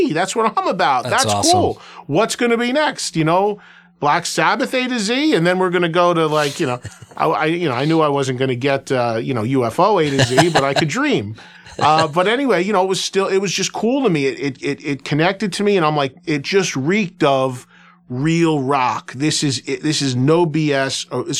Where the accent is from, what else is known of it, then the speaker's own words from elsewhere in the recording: New York, United States; growing up in the New York, New Jersey market my whole life